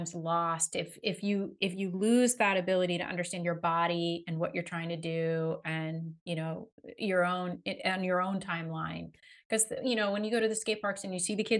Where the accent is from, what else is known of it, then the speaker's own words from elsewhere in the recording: Northern California, United States; I grew up in Northern California